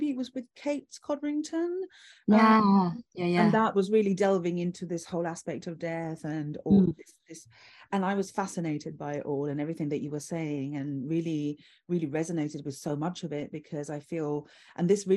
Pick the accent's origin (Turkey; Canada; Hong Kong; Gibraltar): Gibraltar; I grew up in Gibraltar, which is a Roman Catholic society